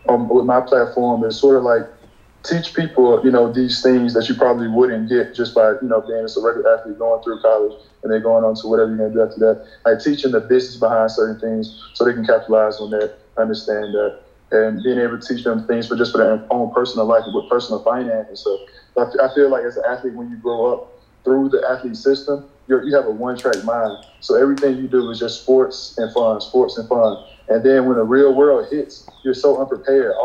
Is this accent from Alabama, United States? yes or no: yes; Alabama, United States; also born or lived in Virginia; I'm going to be leaving my hometown, Alabama